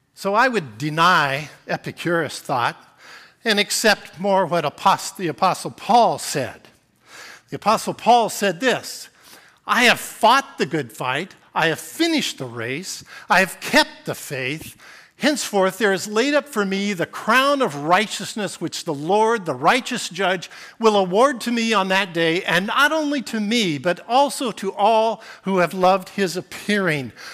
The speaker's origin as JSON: {"language": "English", "town": "Portland", "region": "Oregon", "country": "United States", "tie": "born or raised there", "also_born_or_lived": "Whiskey Hill, Oregon / Alaska", "said": "I grew up in Portland"}